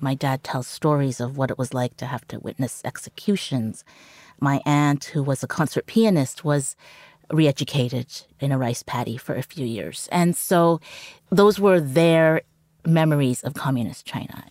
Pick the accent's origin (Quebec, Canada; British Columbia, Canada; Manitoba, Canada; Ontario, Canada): British Columbia, Canada; Vancouver; first language Cantonese; English is a second language; also born or lived in Hong Kong; we grew up in Vancouver